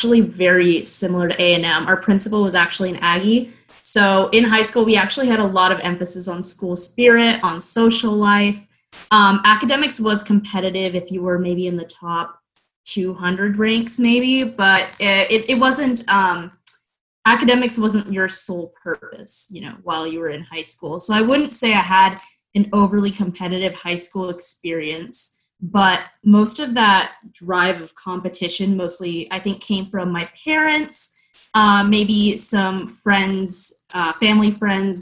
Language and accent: English; Austin, Texas, United States; I'm from Austin, Texas